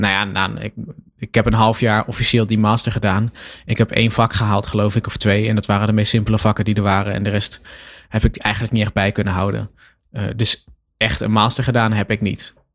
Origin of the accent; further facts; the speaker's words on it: Lochem, Gelderland, Netherlands; ik had een, een krantenwijkje ehm, in Lochem waar ik ben opgegroeid